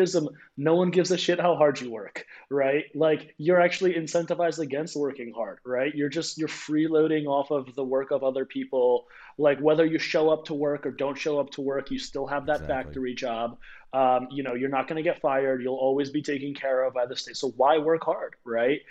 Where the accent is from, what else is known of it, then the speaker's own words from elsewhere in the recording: United States; I was born on American soil.